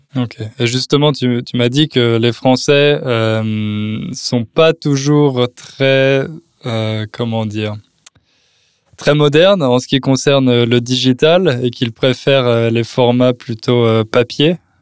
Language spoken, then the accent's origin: French; France; now in Poland; je suis français